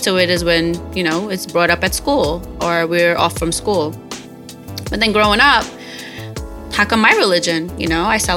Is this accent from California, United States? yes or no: no; New York City, New York, United States; a little Arab girl who's born and raised in Brooklyn, New York City